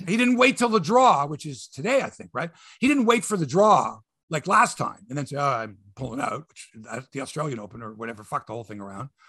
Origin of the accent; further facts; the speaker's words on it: Canada; I'm from Canada here